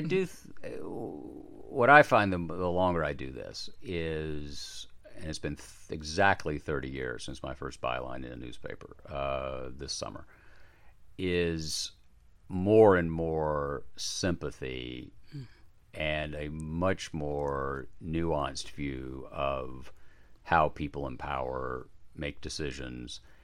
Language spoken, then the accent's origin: English; Chattanooga, Tennessee, United States; I grew up in Chattanooga, Tennessee